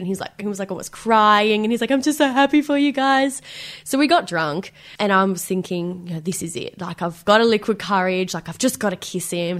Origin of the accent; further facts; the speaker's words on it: Benalla, Victoria, Australia; moved away as an adult; now in Melbourne, Australia; I grew up in Melbourne until the age of nine, and then we decided that we are going to have a country change, and we moved to this tiny country town called Benalla. It's in northeast Victoria.